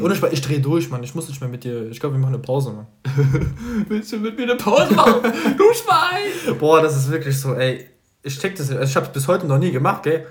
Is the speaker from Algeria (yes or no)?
yes; Algeria; moved away; Ich war so lange nicht mehr in Algerien. Meine Heimat.